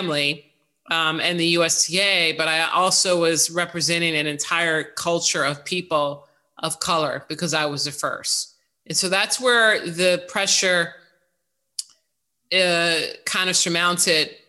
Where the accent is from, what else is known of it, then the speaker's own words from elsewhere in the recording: Chicago, Illinois, United States; now in New York City, United States; one that I grew up in Chicago.